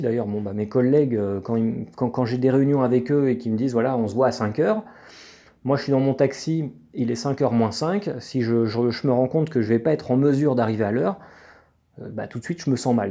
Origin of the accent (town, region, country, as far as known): France